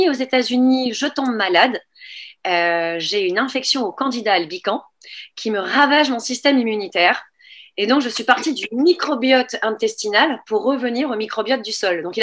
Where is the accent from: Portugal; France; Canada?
France; born there; also born or lived in Niger; et puis, donc, je suis née en France. Et euh, à partir de là, en fait, vu que mon père était militaire, eh bien, j'ai toujours voyagé.